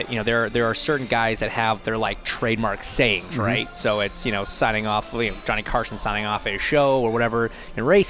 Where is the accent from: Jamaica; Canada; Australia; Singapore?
Canada; I'm Canadian